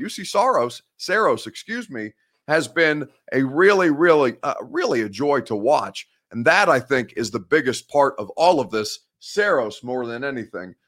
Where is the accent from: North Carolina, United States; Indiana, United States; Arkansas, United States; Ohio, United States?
Indiana, United States; I'm from Indiana. That's the Midwest